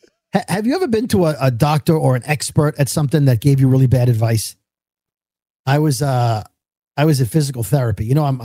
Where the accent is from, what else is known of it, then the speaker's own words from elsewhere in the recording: New York City, New York, United States; we grew up in Brooklyn